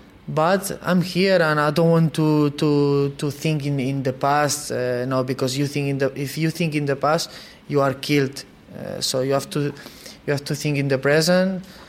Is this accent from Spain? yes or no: yes; Barcelona, Catalonia, Spain; English is a second language; Okay, I'm from Barcelona, but I like some players from Real Madrid